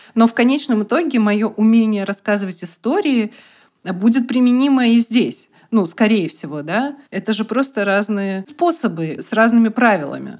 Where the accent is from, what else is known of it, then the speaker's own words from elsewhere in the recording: Bugulma, Tatarstan, Russia; я из Бугульмы